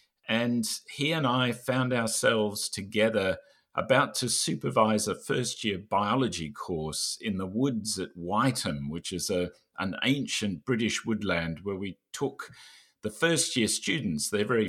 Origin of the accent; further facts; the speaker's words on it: Australia; So I'm Australian, and I'm now currently living in Australia, as is David.